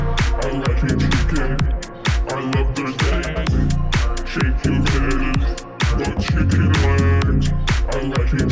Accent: Australia; accent: Aussie; I'll finally get out of my Aussie accent.

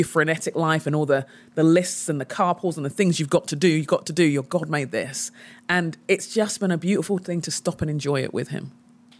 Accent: London, United Kingdom; also born or lived in Arizona / California; now in Minnesota, United States; I grew up in London and I've lived in the States for 15 years.

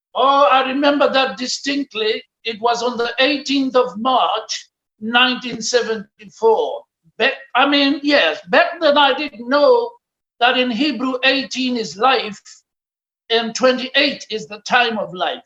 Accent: Pretoria, Gauteng, South Africa; I was born in Pretoria, the capital city of South Africa, on the 2nd of August, 1952

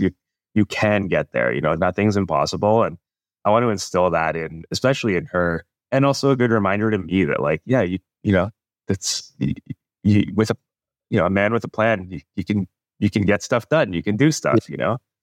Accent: Canada; moved away as an adult; now in California, United States; a guy born and raised in Canada.

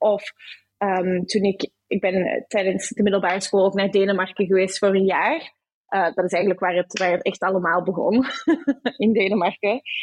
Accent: Brussels, Brussels-Capital Region, Belgium; moved away as an adult; also born or lived in Amsterdam, Netherlands; now in Sydney, Australia; Ik ben opgegroeid in Brussel

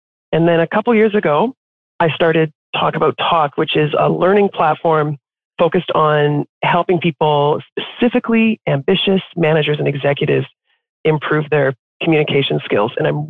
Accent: Canada; except to say that I am Canadian. I'm in Toronto right now, but when I was growing up, we moved around a lot within Canada.

